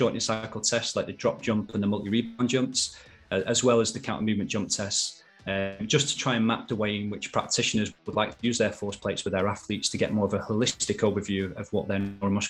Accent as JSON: {"language": "English", "town": "Manchester", "region": "North West England", "country": "United Kingdom", "tie": "born or raised there", "said": "I am from Manchester, which is in the northwest of England. And Salford University is literally 6 miles from where I grew up."}